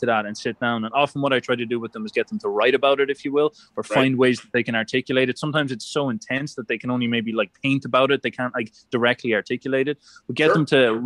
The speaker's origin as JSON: {"language": "English", "country": "Ireland", "said": "being an Irishman"}